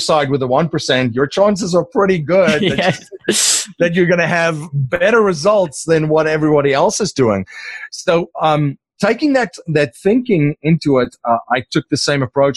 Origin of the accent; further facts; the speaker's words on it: South Africa; first language Afrikaans; English is a second language; moved away as an adult; now in United States; I'm originally from South Africa